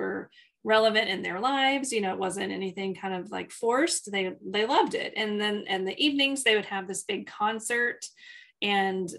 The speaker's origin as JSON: {"language": "English", "region": "Texas", "country": "United States", "said": "We're not from Houston. No offense to Houston friends, but we are not from Houston. We are from Texas"}